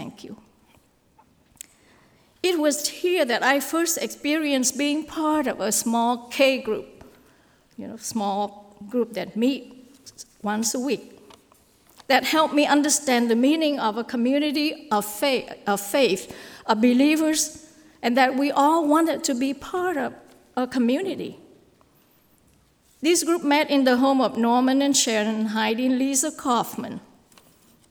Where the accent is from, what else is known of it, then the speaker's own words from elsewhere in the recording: Ho Chi Minh City, Vietnam; moved away as an adult; also born or lived in Goshen, Indiana, United States; I grew up in Saigon, a city of 2 million at that time